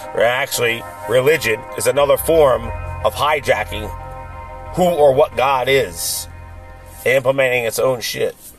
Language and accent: English; Philadelphia, Pennsylvania, United States; my hometown of Philly